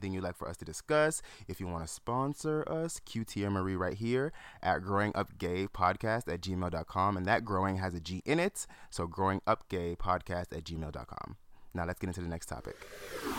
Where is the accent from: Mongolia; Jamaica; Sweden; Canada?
Jamaica; I'm Jamaican